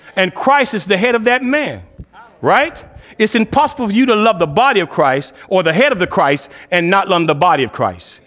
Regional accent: Cleveland, Ohio, United States; I'm originally from Cleveland, um, was the sixth child of two-parent home in the inner city of Cleveland.

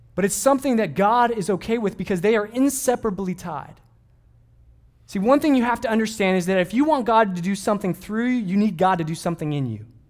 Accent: Southern California, United States; growing up in Southern California

